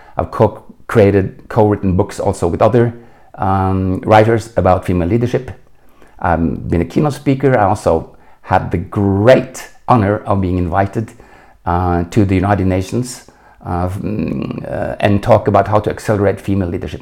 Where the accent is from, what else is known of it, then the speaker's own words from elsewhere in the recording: Oslo, Norway; English is a second language; moved away as an adult; now in Munich, Germany; I was born in Oslo in 1952